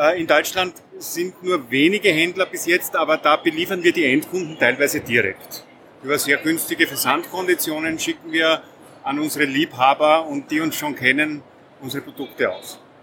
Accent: Lower Austria, Austria; wir kommen aus Niederösterreich

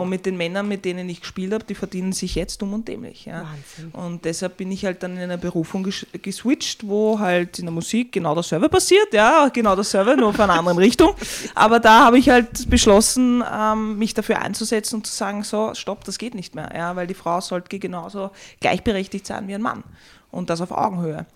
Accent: Vienna, Austria; ich bin eigentlich im dritten geboren und bin dann im sechsten aufgewachsen

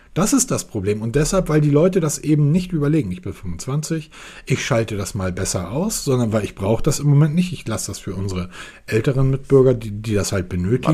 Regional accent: Hamburg, Germany; ich komme aus Hamburg.

